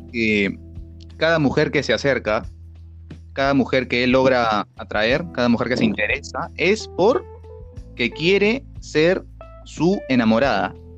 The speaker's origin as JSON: {"language": "Spanish", "region": "Lima", "country": "Peru", "accent": "peruano", "said": "nosotros los limeños, los peruanos"}